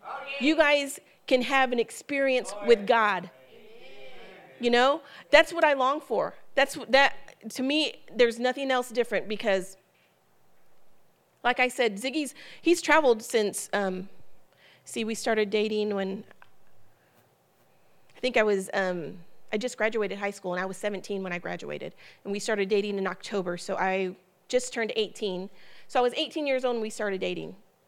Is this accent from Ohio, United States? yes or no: yes; Ohio, United States; also born or lived in Columbus, Ohio / Holgate, Ohio; I'm originally from Ohio. My family is in Ohio.